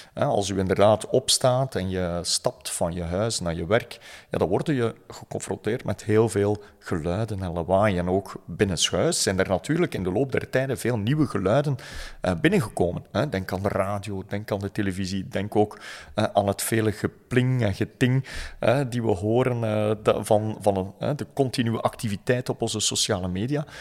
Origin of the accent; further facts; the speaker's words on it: West Flanders, Belgium; Ik ben opgegroeid in West-Vlaanderen